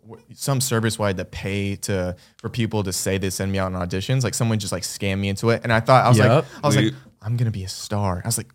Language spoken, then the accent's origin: English; Las Vegas, Nevada, United States; born there; moved away; Yeah, I was born in Vegas.